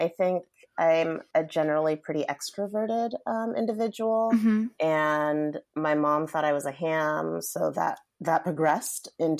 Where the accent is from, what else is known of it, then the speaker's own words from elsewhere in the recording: Seattle, Washington, United States; I'm from Seattle. Mm-hmm. I still live here. I spent maybe 8 years away from Seattle, but most of my life has been here.